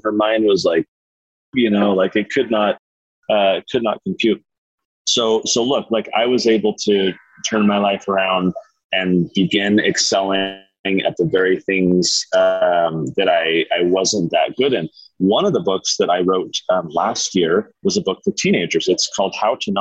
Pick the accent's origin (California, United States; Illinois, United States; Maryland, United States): California, United States; San Diego; now in Utah, United States; I grew up in San Diego. We now live in Utah.